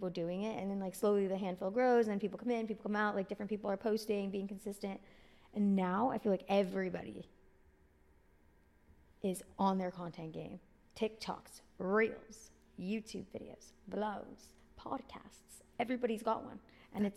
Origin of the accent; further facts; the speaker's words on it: Miami, Florida, United States; I grew up here in Miami